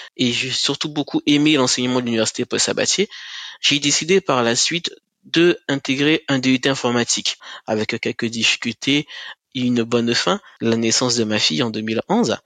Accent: Cayenne, French Guiana; moved away as an adult; also born or lived in Kourou / Toulouse; je suis originaire de la Guyane, principalement de la ville de Cayenne

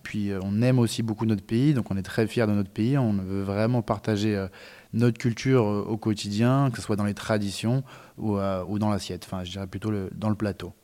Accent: France; chez nous en France

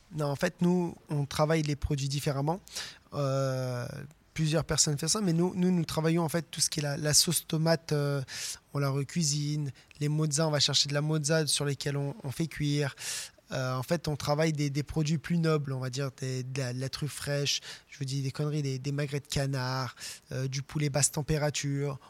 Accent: France; nous, on vient de la Bresse, à la base, moi et le chef des murs

